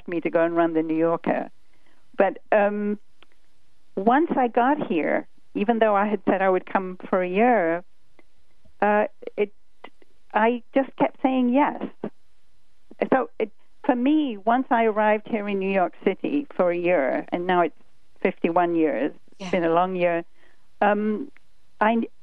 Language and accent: English; London, United Kingdom; moved away as an adult; now in United States; I was born in London, and I lived my first 25 years there.